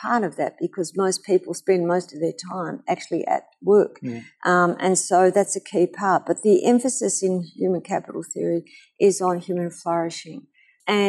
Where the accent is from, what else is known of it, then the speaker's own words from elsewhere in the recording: Australia; I am from Australia